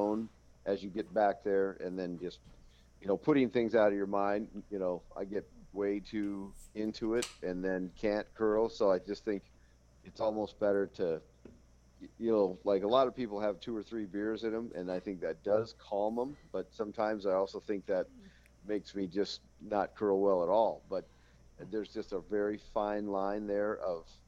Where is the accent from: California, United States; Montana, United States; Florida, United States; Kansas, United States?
Montana, United States; moved away as an adult; now in Minot, United States; growing up in Montana